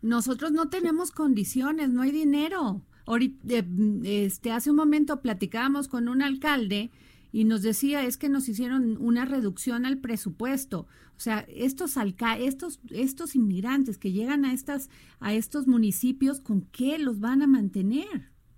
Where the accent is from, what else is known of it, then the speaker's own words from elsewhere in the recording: Mexico; los mexicanos